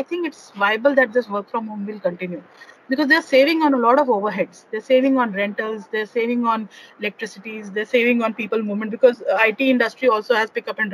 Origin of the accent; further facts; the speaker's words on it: Chandigarh, India; I'm basically from Chandigarh.